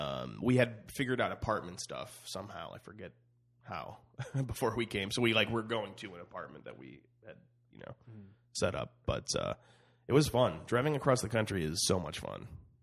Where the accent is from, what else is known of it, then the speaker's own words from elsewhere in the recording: Cleveland, Ohio, United States; moved away as an adult; now in Los Angeles, United States; I moved out. I'm from Cleveland, Ohio.